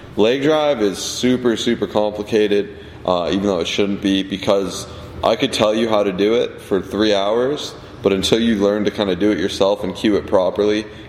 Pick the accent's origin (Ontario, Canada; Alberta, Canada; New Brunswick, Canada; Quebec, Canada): Ontario, Canada; Toronto; we're from Canada if you don't know that, Toronto, Ontario